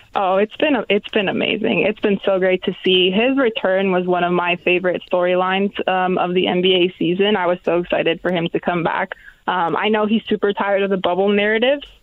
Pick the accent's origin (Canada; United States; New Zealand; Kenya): Canada; Toronto, Ontario; I'm from Toronto